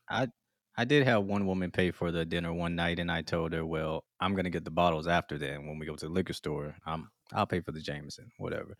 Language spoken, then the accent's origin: English; Mississippi, United States; moved away; I'm originally from Mississippi. We got Southern hospitality